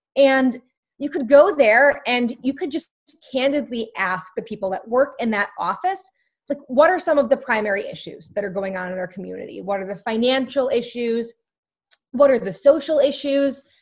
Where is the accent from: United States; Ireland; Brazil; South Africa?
United States; Scranton, Pennsylvania; I'm from Scranton, Pennsylvania.